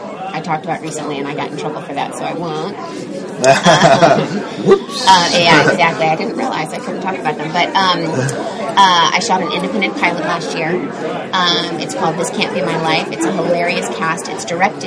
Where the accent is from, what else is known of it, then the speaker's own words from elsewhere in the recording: Midwest, United States; I'm from the Midwest.